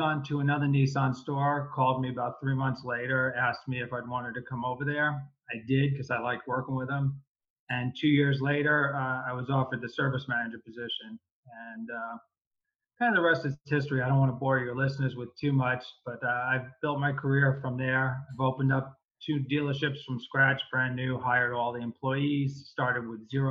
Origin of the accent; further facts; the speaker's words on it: New York, United States; now in California, United States; I grew up in New York. I currently live in California, east of Los Angeles.